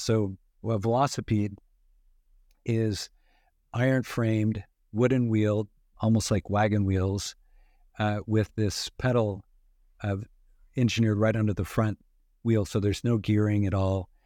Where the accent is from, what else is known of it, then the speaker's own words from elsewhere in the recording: western Idaho, United States; grew up in, in, uh, western Idaho